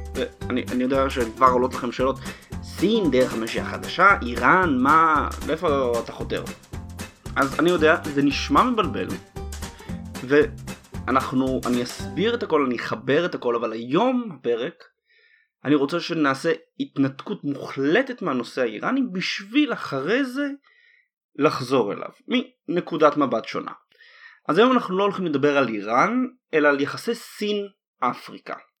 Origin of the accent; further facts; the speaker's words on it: Israel; אנחנו, כישראלים